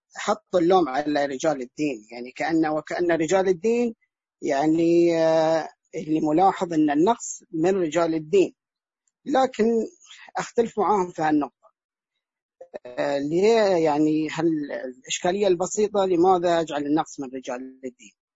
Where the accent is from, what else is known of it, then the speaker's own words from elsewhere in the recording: Al-Ahsa, Eastern Province, Saudi Arabia; انا الان من الاحساء من السعوديه